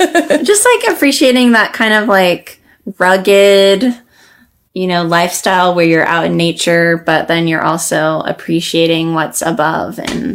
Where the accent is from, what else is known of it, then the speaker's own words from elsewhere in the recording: Nevada, United States; moved away; I spent like many months of the pandemic back in Nevada this year. And so I got to reconnect with my hometown and the wild horses